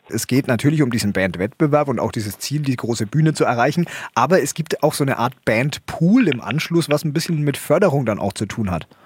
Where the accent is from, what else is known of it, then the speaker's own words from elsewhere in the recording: Franconia, Bavaria, Germany; ich komme aus Franken